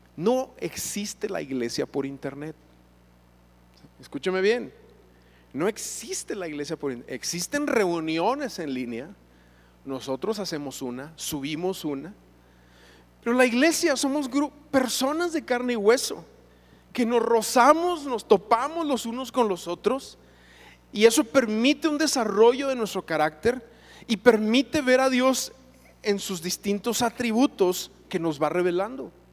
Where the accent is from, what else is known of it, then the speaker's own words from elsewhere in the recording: Chihuahua, Mexico; also born or lived in Parral, Chihuahua; yo recuerdo creciendo, mis padres se convierten a Cristo, nosotros somos de Chihuahua, vivíamos allá, mi padre se, reencuentra con el Señor en Parral, ahí vivíamos en Parral, Chihuahua, después nos vamos a ver a la ciudad de Chihuahua